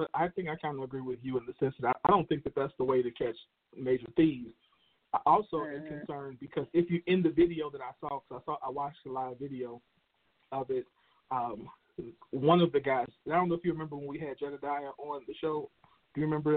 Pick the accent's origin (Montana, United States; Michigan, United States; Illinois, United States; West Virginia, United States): Illinois, United States; Chicago; Chicago, in my hometown, Chicago